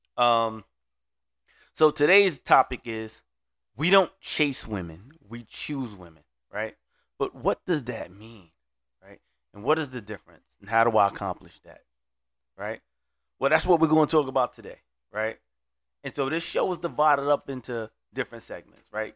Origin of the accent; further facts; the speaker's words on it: Brooklyn, New York, United States; now in Orlando, United States; I'm originally from Brooklyn